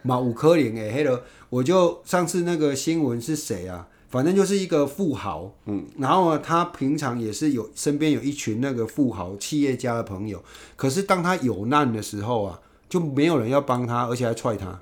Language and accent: Chinese; Yunlin County, Taiwan; moved away as an adult; also born or lived in Taipei; 我们云林那边